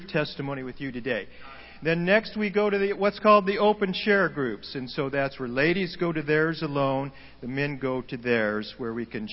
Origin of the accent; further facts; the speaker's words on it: Oregon, United States; moved away as an adult; We're from Oregon